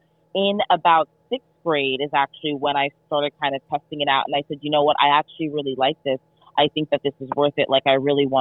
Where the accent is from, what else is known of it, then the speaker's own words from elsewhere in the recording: New York, United States; moved away as an adult; also born or lived in Texas; I was born and raised in New York